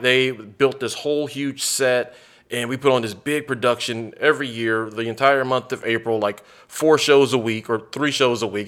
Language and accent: English; United States; moved away; also born or lived in San Antonio, Texas; I grew up on the Gulf Coast, so, like, I grew up forty-five minutes from New Orleans